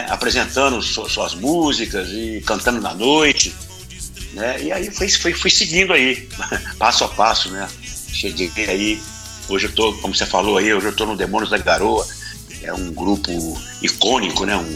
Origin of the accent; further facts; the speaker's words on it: Belo Horizonte, Minas Gerais, Brazil; born there; moved away; É, eu comecei nos anos 80, eu saí de Minas Gerais, em Belo Horizonte, a terra que eu nasci, né?